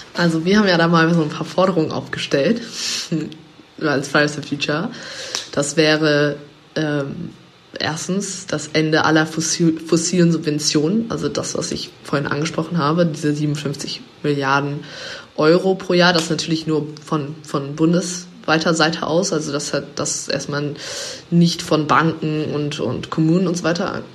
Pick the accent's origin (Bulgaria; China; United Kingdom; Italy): United Kingdom; England; moved away; ich bin, bin in, in England aufgewachsen als Kind